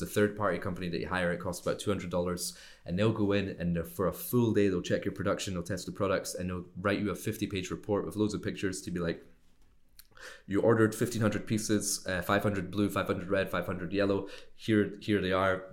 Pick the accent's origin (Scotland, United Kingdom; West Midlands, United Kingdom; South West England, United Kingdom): Scotland, United Kingdom; moved away as an adult; also born or lived in Glasgow / Miami / China; I grew up in Scotland, uh, in the U K.